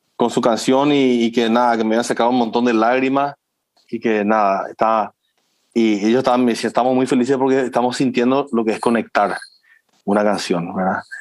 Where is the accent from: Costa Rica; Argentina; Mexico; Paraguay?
Paraguay